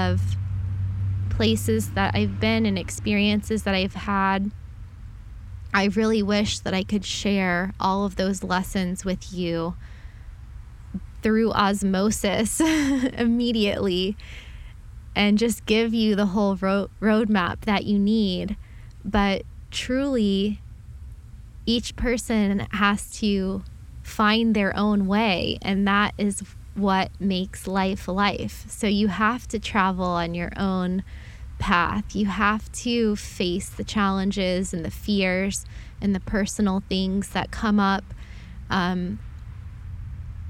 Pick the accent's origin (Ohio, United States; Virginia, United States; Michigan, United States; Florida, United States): Florida, United States; Southeast; I'm from Florida. I grew up here